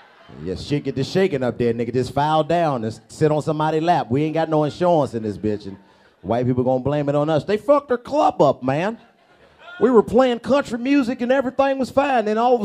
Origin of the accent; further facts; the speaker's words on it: Nashville, Tennessee, United States; I'm from Nashville, Tennessee.